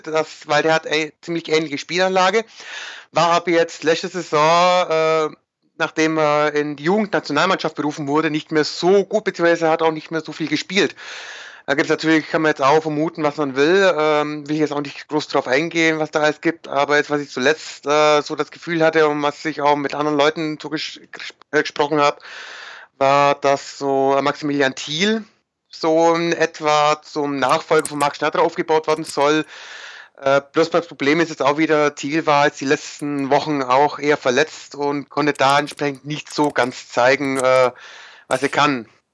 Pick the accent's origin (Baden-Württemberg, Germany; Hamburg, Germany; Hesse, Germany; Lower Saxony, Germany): Baden-Württemberg, Germany; near Heidenheim; ich komme aus der Gegend, ich komme aus der Nähe von Heidenheim